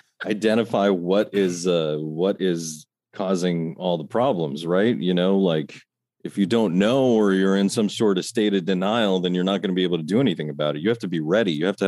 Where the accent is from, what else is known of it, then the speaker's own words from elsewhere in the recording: New York, United States; I'm from New York.